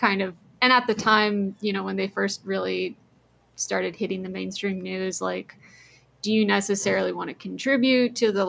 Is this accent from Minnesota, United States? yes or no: no; Austin, Texas, United States; moved away; I'm also from Austin, which is another place that was kind of like cool, funky, hip, and therefore attracted a ton of like tech people.